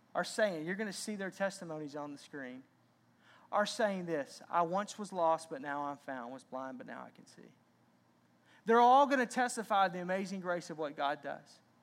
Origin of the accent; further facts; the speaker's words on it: Arkansas, United States; I grew up in Arkansas